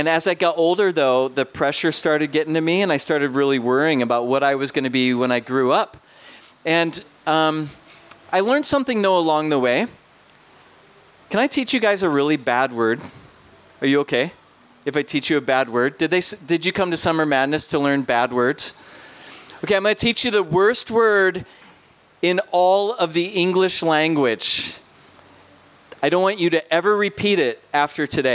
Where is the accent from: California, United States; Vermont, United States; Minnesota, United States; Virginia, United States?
Minnesota, United States; I'm from Minnesota, so I might sound funny.